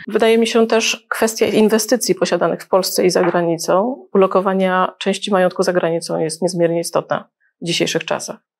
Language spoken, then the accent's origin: Polish; Gdańsk, Pomeranian Voivodeship, Poland; also born or lived in Libya; też jestem z Gdańska